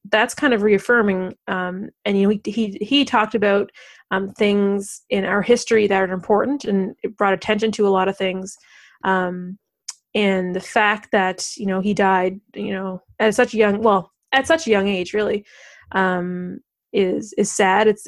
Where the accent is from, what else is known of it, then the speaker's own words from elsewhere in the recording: Canada; in just kind of being Canadian uh, in very subtle ways. Um, I know for myself, uh, you know, … songs were always kind of just present when you're growing up.